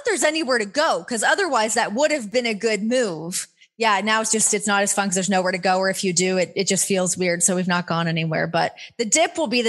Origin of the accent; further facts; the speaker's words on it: Canada; moved away; So I grew up in Canada. So playing hockey and like being on the ice is like in my blood.